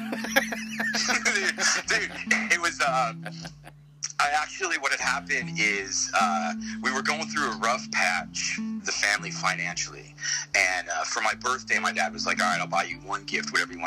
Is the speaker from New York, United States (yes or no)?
no; Chicago, Illinois, United States; I was born and bred in Chicago